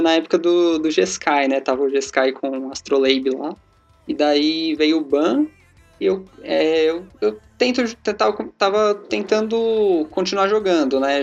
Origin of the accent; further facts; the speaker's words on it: Mauá, São Paulo, Brazil; Sou de Mauá, é, aqui em São Paulo, eu tenho 23 anos